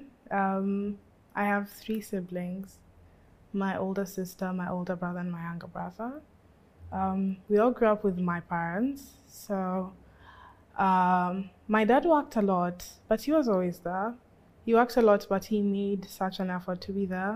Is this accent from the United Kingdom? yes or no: no; Nairobi, Kenya; I was born in Nairobi, grew up in Nairobi.